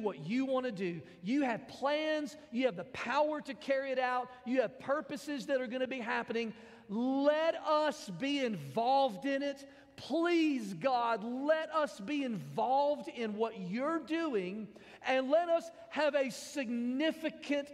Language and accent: English; Mississippi, United States; now in Cookeville, United States; I am from Mississippi